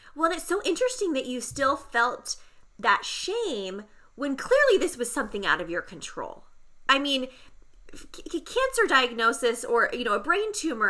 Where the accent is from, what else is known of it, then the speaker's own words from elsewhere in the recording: San Diego, California, United States; I grew up in San Diego as well